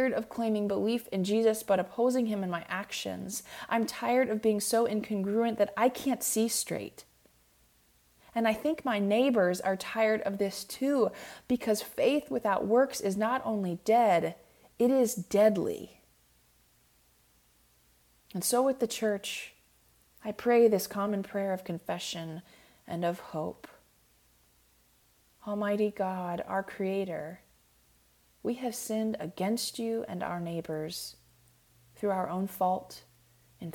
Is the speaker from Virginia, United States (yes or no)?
no; Clearwater, Florida, United States; now in Nashville, United States; I am from Clearwater, Florida, very proudly so.